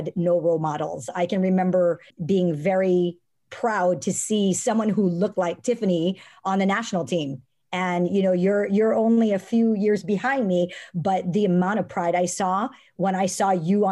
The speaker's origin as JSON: {"language": "English", "region": "Hawaii", "country": "United States", "tie": "born or raised there", "said": "I grew up in Hawaii, a little different"}